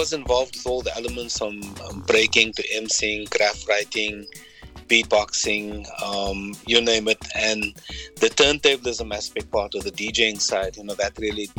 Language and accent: English; Cape Town, Western Cape, South Africa; I'm from Cape Town City, South Africa.